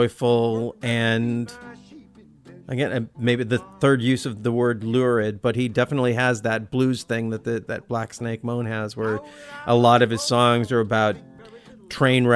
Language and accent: English; Olympia, Washington, United States; We're both from Olympia